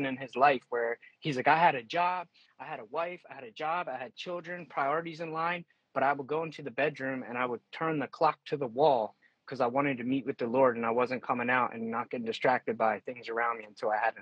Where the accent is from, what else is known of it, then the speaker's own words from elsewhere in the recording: York, Pennsylvania, United States; born and raised in York, Pennsylvania, currently still live here.